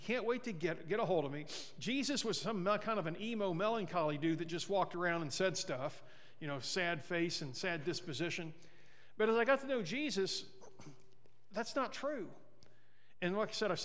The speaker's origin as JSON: {"language": "English", "town": "Mexico", "region": "Missouri", "country": "United States", "tie": "born or raised there", "moved": "yes", "lives_now": "Sierra Vista, United States", "said": "my hometown in Missouri, in Mexico"}